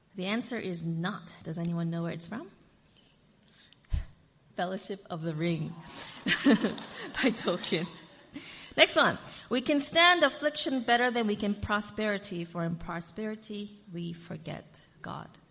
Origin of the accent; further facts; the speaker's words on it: United States; moved away; I'm also from America